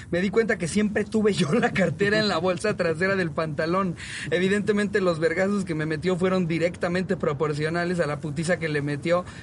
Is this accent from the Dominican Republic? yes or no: no; Mexico; Solíamos comprar todos los sábados tamales para desayuno como buen mexicano.